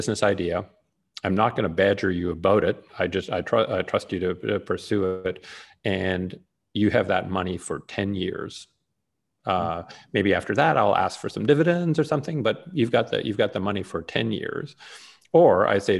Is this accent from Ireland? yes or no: no; Canada; now in United States; I may be Canadian by birth. I'm both an American and a Canadian citizen at this point.